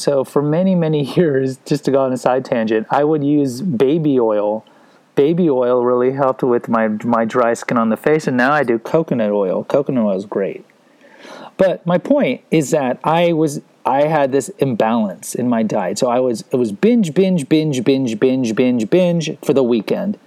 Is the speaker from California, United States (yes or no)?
no; Houston, Texas, United States; also born or lived in San Antonio; I grew up in Houston